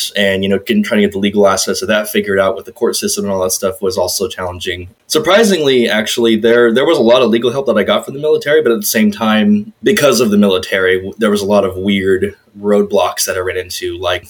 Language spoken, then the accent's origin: English; Texas, United States; also born or lived in Chicago / Las Vegas; So even though I was born in Chicago, because my dad was stationed at the time, pretty much the rest of my childhood, we were just moving around to different parts of Texas